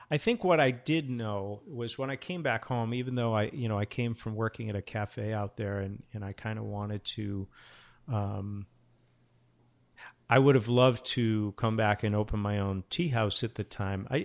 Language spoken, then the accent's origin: English; Portsmouth, New Hampshire, United States; also born or lived in Japan / Seattle / Portland, Oregon; I'm from, I was born in Portsmouth, New Hampshire, and, you know, I've lived in Japan, Seattle, Portland, Oregon.